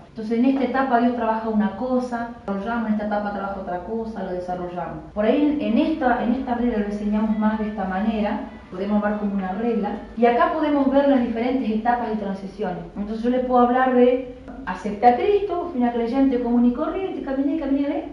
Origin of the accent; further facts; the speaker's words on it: Chaco, Argentina; moved away as an adult; also born or lived in Entre Ríos; nunca salí de Chaco